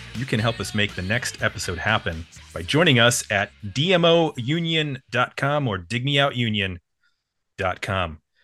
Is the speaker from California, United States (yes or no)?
no; Buffalo, New York, United States; moved away; also born or lived in Bowling Green, Ohio; I grew up in Buffalo, New York.